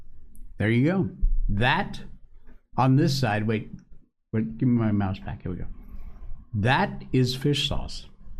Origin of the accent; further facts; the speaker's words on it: United States; now in China; Here where I live, chili sauce is the big thing, but I'm still an American patriot and I stick with my ketchup.